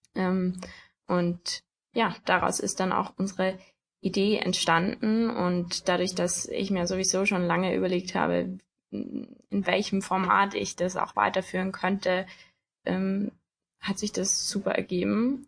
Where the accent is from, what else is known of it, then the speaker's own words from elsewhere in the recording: Tyrol, Austria; moved away as an adult; now in Germany; ich komme ursprünglich aus Tirol, also ursprünglich aus Österreich auch, wohne aber jetzt in Deutschland